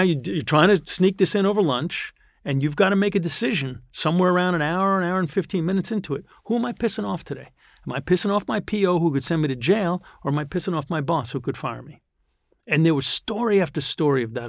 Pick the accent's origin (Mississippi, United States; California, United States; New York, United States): New York, United States; New York City; I grew up here in Green Point, I went to local high school